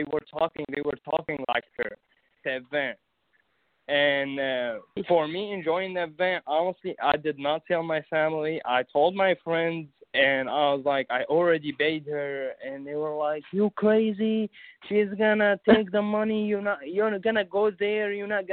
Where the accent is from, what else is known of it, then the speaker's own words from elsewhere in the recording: Syria; English is a second language; now in Tulsa, United States; I'm from Syria, so I moved to Tulsa